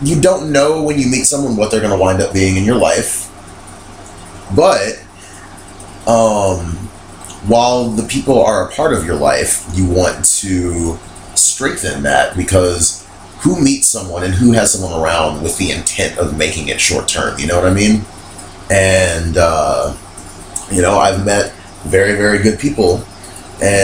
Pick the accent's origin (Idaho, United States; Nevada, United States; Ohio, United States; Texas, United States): Nevada, United States; Las Vegas; moved away; my friends that I grew up with in Las Vegas, I've been friends with them for 18 years, 17 years